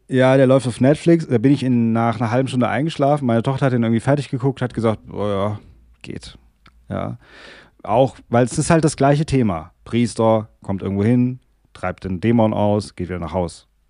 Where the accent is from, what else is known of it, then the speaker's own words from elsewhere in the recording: Germany; also born or lived in Darmstadt; bei uns in Deutschland